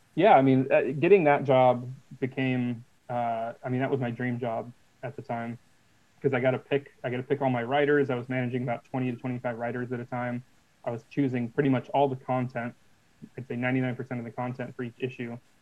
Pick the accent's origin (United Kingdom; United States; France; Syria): United States; Portland, Oregon; we're from Portland, Oregon